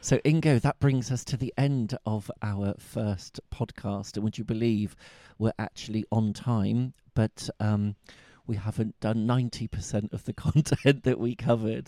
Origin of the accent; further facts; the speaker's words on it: Bristol, South West England, United Kingdom; accent: Bristol; my Bristol accent